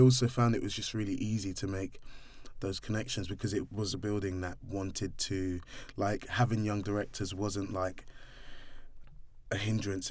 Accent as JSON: {"language": "English", "region": "London", "country": "United Kingdom", "tie": "born or raised there", "also_born_or_lived": "Streatham", "said": "I grew up in Brixton"}